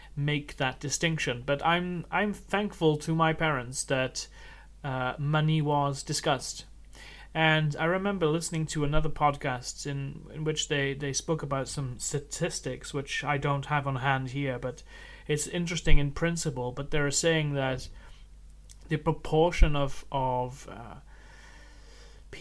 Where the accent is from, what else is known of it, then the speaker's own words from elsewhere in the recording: Wales, United Kingdom; I grew up in Wales